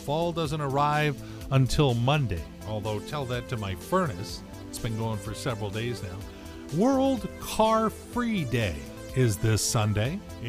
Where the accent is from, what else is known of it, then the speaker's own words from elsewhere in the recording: Gardena, California, United States; So I was born in Gardena because you couldn't find the Torrance Hospital.